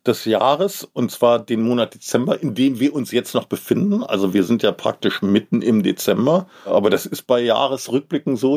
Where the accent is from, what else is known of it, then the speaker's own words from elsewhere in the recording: Berlin, Germany; Als Berliner